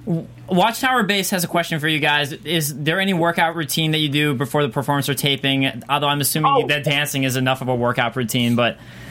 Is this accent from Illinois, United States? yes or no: yes; Chicago, Illinois, United States; I'm from Chicago